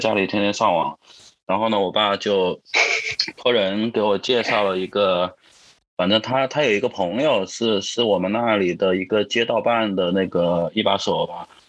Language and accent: Chinese; Wuhan, Hubei, China; now in Shenzhen, China; 我是这个湖北武汉人